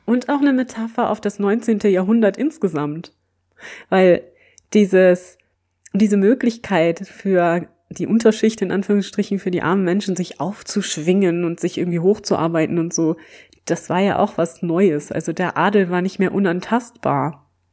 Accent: Germany; als Deutsche

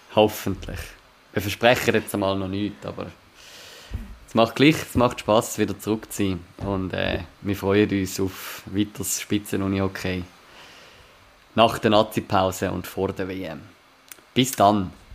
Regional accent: Zurich, Switzerland; ich als Zürcher, der in der Nähe von Uster auch geschafft hat

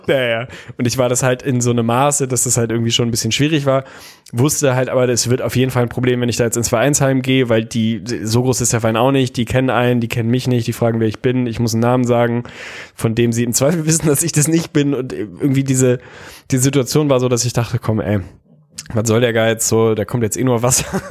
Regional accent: Lüneburg, Lower Saxony, Germany; ich bin in Lüneburg groß geworden

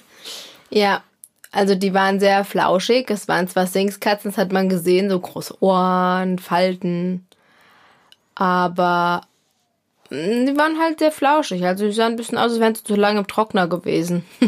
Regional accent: Hesse, Germany

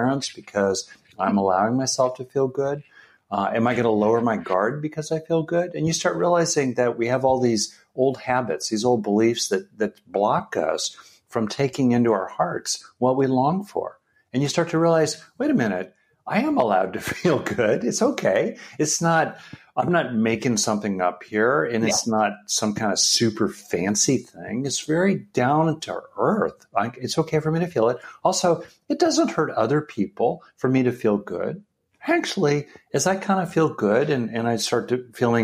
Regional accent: California, United States; I grew up in California.

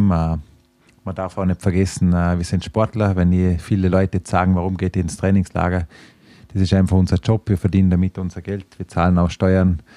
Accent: Vorarlberg, Austria; Vorarlberg, meine Heimat.

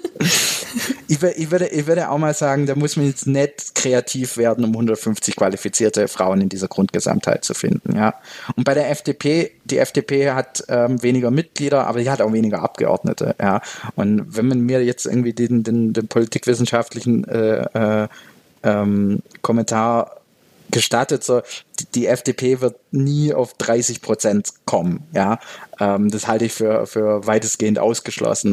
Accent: Baden-Württemberg, Germany; moved away as an adult; now in Switzerland; meinen Heimatbundesland Baden-Württemberg

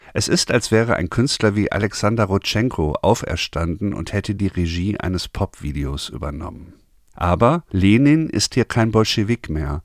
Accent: Germany; bei uns in Deutschland

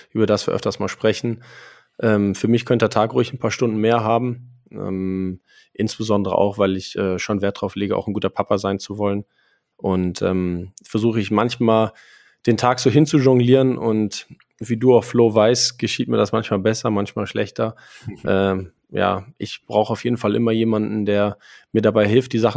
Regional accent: Frankfurt, Hesse, Germany; now in Cologne, Germany; Ich bin 34 Jahre alt, gebürtiger Frankfurter, aber mittlerweile Wahlkölner. Ich lebe seit 19 Jahren in Köln

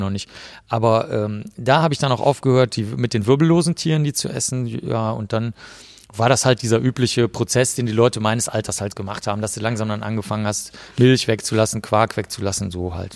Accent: Cologne, North Rhine-Westphalia, Germany; also born or lived in Bavaria; ich bin in Köln aufgewachsen.

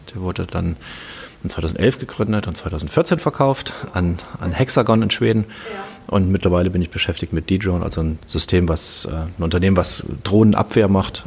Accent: Kassel, Hesse, Germany; Ich komme aus Kassel, bin hier aufgewachsen, habe hier studiert

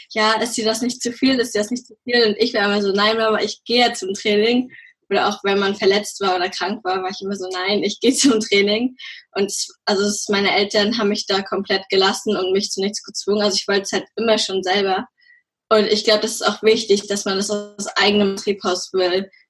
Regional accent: Schwerin, Mecklenburg-Vorpommern, Germany; ich bin 17 Jahre alt. Ich komme aus Schwerin

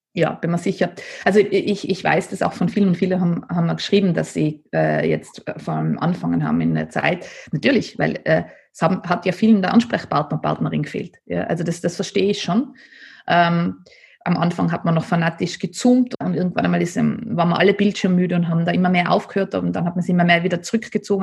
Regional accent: Nassereith, Tyrol, Austria; weil ich bin ja am Land aufgewachsen in Nasserreit

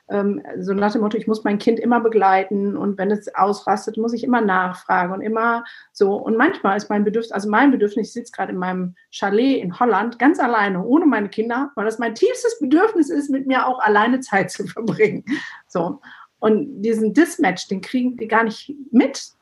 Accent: Turkey; born there; also ich bin in der Türkei geboren, war noch dieser Makel, alle Türken haben Söhne und mein Vater hat drei Töchter

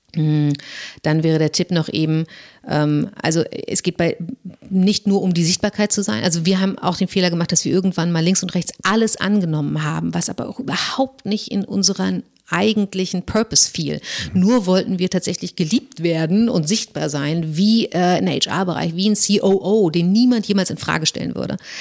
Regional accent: Germany; als Deutsche

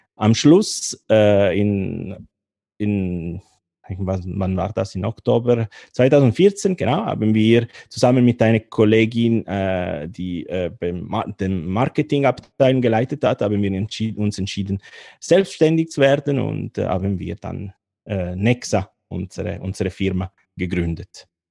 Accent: Turin, Piedmont, Italy; German is a second language; moved away as an adult; now in Bern, Switzerland; aus Torino in Italien, aber ich bin schon, schon lange in der Schweiz

